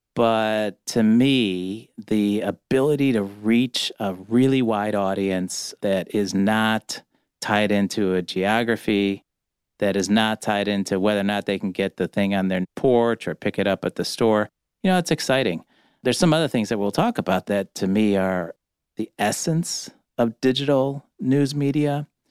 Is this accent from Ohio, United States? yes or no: yes; Cleveland, Ohio, United States; also born or lived in Chicago; now in Detroit, United States; I'm from Cleveland. Don't hold it against me. But as a Cleveland kid